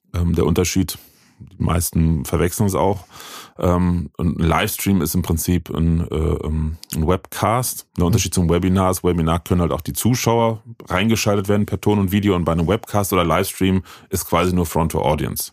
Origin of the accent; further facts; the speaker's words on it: Bitburg, Rhineland-Palatinate, Germany; Ich komme gebürtig aus Bitburg witzigerweise, da wo das Bier herkommt.